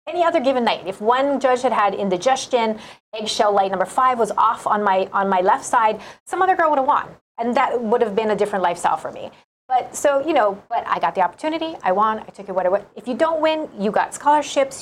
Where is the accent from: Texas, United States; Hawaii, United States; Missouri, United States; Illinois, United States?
Hawaii, United States; Pearl City; Born and raised in Pacific Palisades, uh, the Leeward